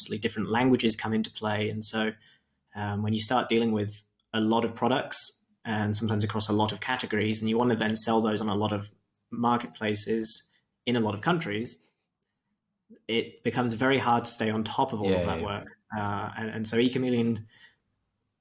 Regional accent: Wiltshire, South West England, United Kingdom; moved away as an adult; also born or lived in Australia; now in Leipzig, Germany; I'm originally from Wiltshire

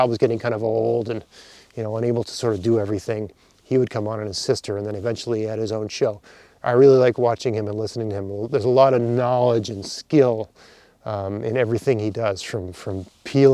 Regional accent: Nova Scotia, Canada; also born or lived in Ontario; I grew up here in Nova Scotia, and then I moved to Ontario for 6 years for graduate school. Then I moved back

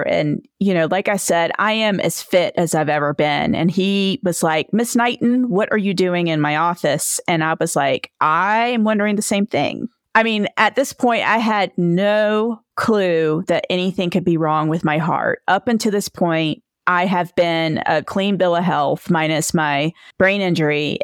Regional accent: Edenton, North Carolina, United States; now in Victor, Idaho, United States; I am originally from Edenton, North Carolina. It's near the Outer Banks of North Carolina

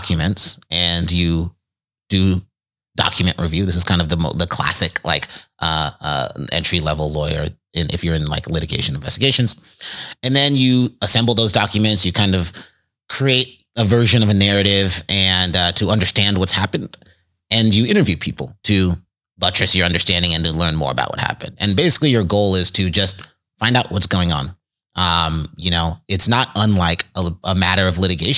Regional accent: Richmond, California, United States; I grew up in the Bay Area in the East Bay, Richmond, California

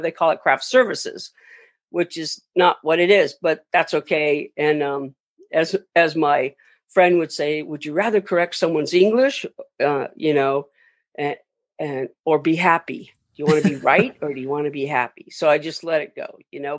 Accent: Long Beach, California, United States; I grew up in Long Beach

